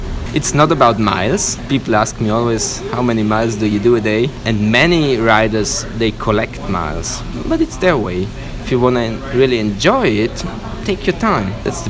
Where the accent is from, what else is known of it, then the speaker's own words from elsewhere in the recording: Italy; English is a second language; I'm from Italy. Everybody in Italy was complaining about him, but they voted for him.